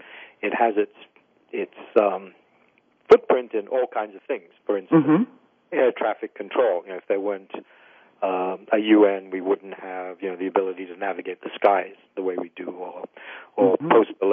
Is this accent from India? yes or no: yes; India; So being Indian, I know, widows are an issue in India, and there's, some social stigma that needs to be fought against.